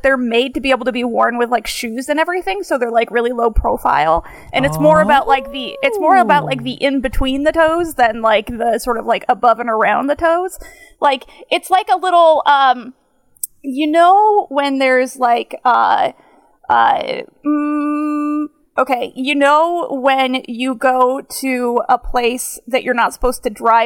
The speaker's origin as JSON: {"language": "English", "town": "Binghamton", "region": "New York", "country": "United States", "accent": "upstate New York, northern vowel shift", "said": "it's like upstate New York. So it's like around Syracuse area"}